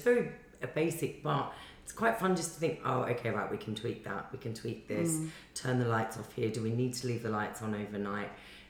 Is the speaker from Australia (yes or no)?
yes; Australia; moved away; I'm from Australia and I want to go home.